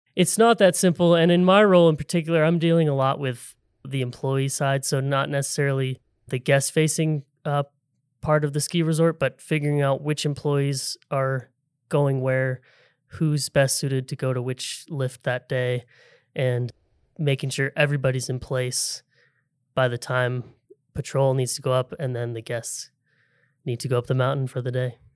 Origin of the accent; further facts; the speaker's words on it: Seattle, Washington, United States; I grew up in the Seattle area